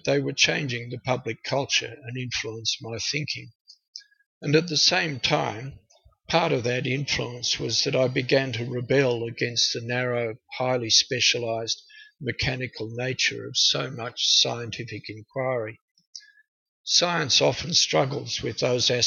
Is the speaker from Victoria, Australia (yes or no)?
no; Canberra, Australian Capital Territory, Australia; also born or lived in Tokyo, Japan; I grew up in Canberra